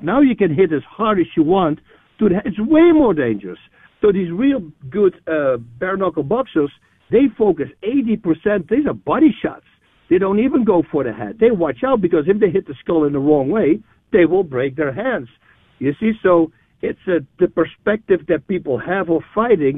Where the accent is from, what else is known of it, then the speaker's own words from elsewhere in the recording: Netherlands; moved away as an adult; now in New Braunfels, United States; I'm, I'm originally from the Netherlands, Holland uh, I moved there in '97.